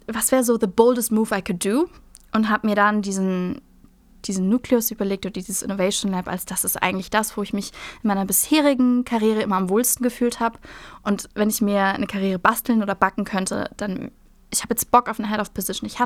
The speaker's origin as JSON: {"language": "German", "region": "Hamburg", "country": "Germany", "said": "Ich bin Hamburgerin."}